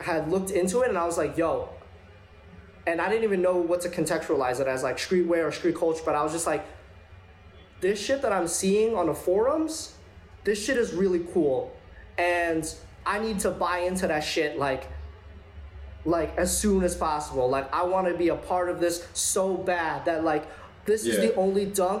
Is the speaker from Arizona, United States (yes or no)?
no; New York City, New York, United States; I'm from Flushing, Queens.